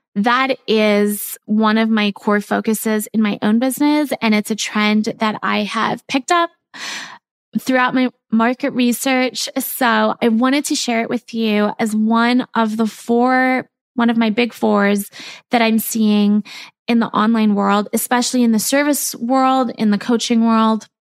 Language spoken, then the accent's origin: English; South Africa; I grew up in South Africa